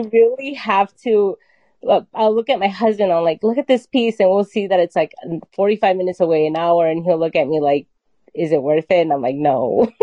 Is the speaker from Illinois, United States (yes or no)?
yes; Chicago, Illinois, United States; also born or lived in Mexico City, Mexico; I came here when I was four. So I I feel like this is my home.